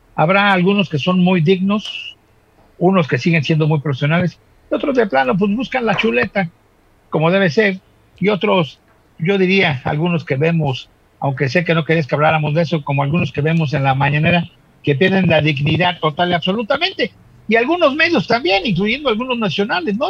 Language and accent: Spanish; Acapulco, Guerrero, Mexico; nosotros somos de Acapulco